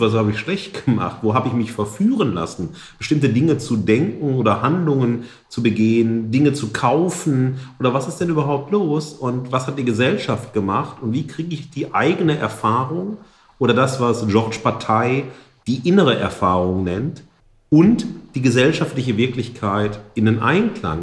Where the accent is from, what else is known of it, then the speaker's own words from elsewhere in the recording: the Ruhr, North Rhine-Westphalia, Germany; Wir sind ja aus dem Pott